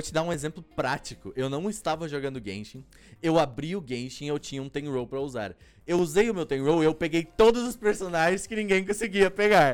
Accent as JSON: {"language": "Portuguese", "country": "Brazil", "said": "eu sou brasileiro"}